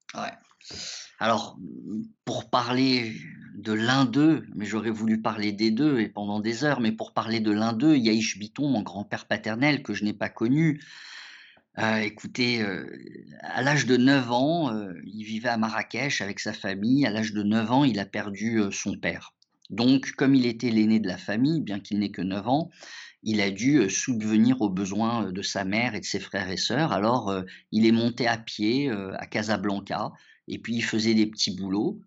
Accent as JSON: {"language": "French", "country": "France", "tie": "born or raised there", "also_born_or_lived": "Morocco"}